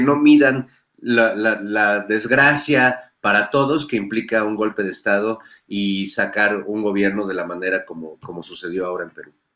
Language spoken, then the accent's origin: Spanish; Mexico; de nosotros como, como pueblo mexicano